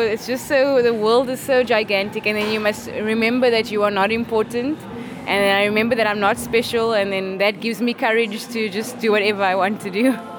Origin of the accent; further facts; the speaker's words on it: Cape Town, Western Cape, South Africa; moved away as an adult; now in London, United Kingdom; I am from Cape Town, South Africa